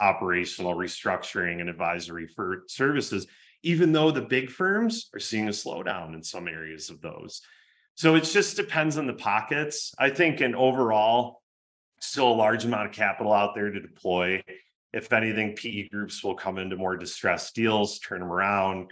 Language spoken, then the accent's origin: English; Michigan, United States; I grew up in Michigan